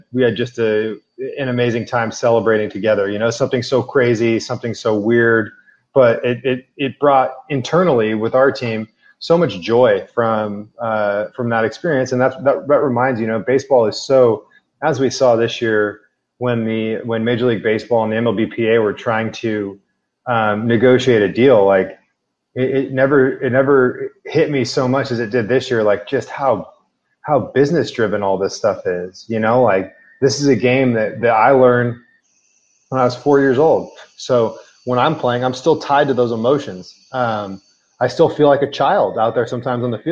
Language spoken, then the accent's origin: English; Walnut Creek, California, United States; my hometown of Walnut Creek